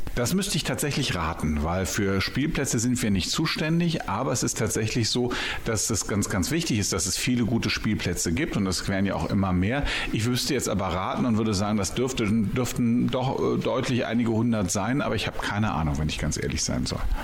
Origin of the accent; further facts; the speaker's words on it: Berlin, Germany; now in Bielefeld, Germany; wohne seit 20 Jahren in Bielefeld, bin aber eigentlich gebürtiger Berliner und über einige Umwege hierher gekommen.